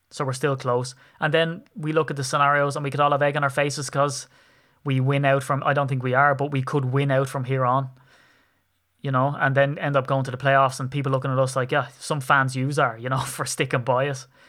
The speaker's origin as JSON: {"language": "English", "country": "Ireland", "said": "I'm an Irishman"}